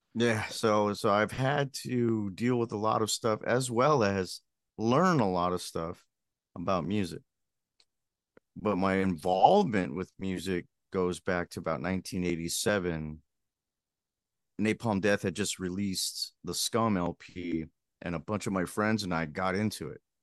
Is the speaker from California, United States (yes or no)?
yes; Pico Rivera, California, United States; growing up in Pico Rivera, California, it's a little suburb